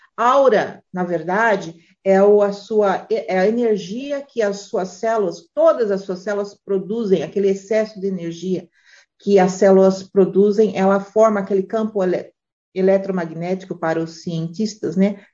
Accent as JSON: {"language": "Portuguese", "country": "Brazil", "moved": "yes", "said": "a gente é brasileiro"}